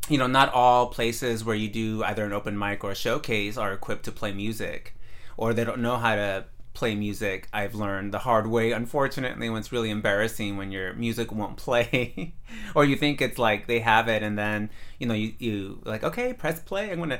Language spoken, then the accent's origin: English; San Mateo, California, United States; also born or lived in Redwood City, California; Redwood City is where I live now. And before that, I grew up in San Mateo